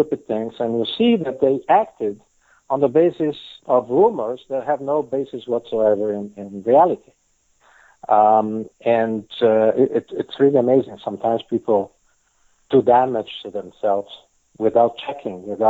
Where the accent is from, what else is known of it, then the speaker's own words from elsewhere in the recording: Italy; first language Italian; English is a second language; now in Israel; I was born and raised in Italy